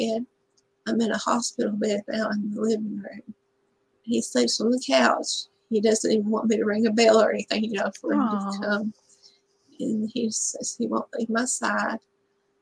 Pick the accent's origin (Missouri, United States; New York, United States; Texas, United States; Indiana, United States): Texas, United States; I can never leave Texas. Live my hometown for more than 4.5 years, and some sort of tragedy or trauma brings me back